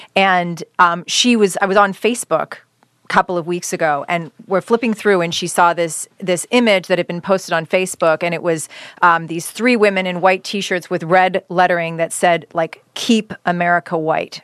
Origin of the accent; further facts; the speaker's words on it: Canada; now in United States; being born and raised in Canada